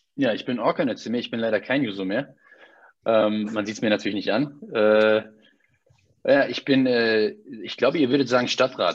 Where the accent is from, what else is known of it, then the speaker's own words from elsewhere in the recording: Berlin, Germany; ich bin in Berlin geboren und aufgewachsen